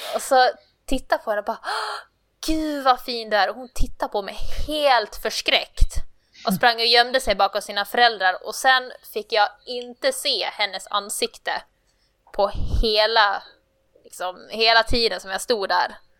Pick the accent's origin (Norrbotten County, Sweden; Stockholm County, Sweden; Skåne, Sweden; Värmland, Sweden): Skåne, Sweden; accent: Skånska; Jag, är från Skåne